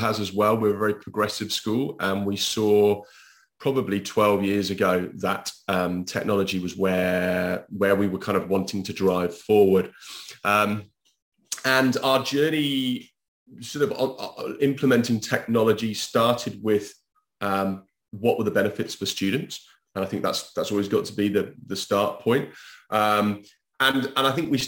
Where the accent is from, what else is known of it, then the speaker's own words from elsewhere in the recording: United Kingdom; now in Spain; I'm British.